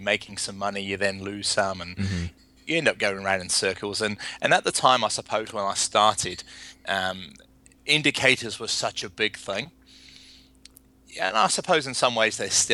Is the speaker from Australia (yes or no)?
no; England, United Kingdom; moved away as an adult; now in New Zealand; I emigrated from England in my early 20s, mm-hmm. came to New Zealand to pursue farming